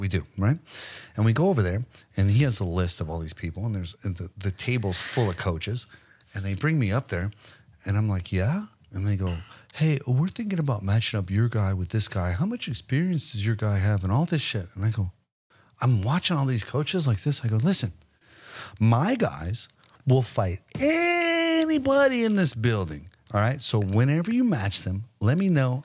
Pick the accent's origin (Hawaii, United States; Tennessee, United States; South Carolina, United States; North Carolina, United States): Hawaii, United States; also born or lived in Las Vegas, Nevada; now in Texas, United States; I grew up in Hawaii